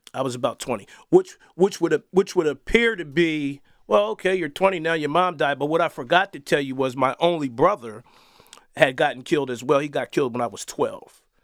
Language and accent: English; Wilmington, United States; I did grow up in the inner city, uh, Wilmington.